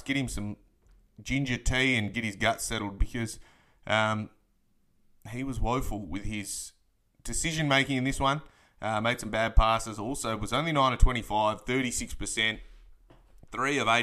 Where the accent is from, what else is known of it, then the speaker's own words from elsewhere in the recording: Perth, Western Australia, Australia; I am from Perth, Western Australia